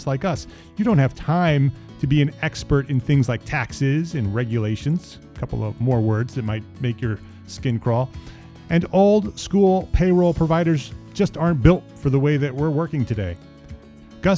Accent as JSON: {"language": "English", "town": "Paramus", "region": "New Jersey", "country": "United States", "tie": "born or raised there", "said": "I grew up in Paramus, New Jersey, not far from New York"}